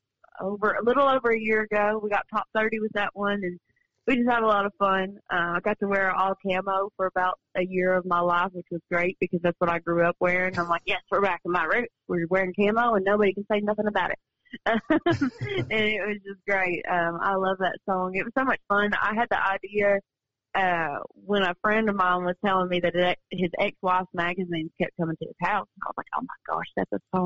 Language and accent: English; western Kentucky, United States; now in Nashville, United States; my hometown, because I am from like where Illinois, Missouri, Tennessee, they all touch Kentucky